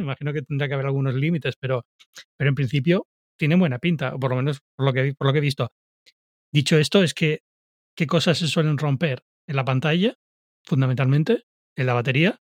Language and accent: Spanish; Canary Islands, Spain; yo soy de Canarias